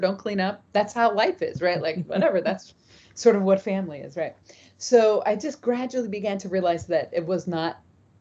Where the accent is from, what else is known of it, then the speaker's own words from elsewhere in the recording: near Los Angeles, Southern California, United States; now in New York, United States; I grew up in Southern California, close to LA, right on the LA Orange County border